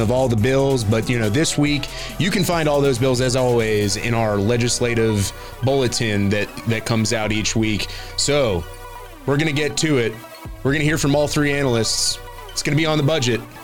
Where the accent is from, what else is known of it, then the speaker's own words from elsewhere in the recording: Florida, United States; we're all from Florida